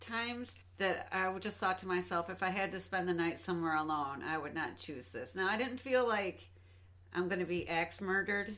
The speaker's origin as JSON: {"language": "English", "region": "Michigan", "country": "United States", "said": "We're from Michigan"}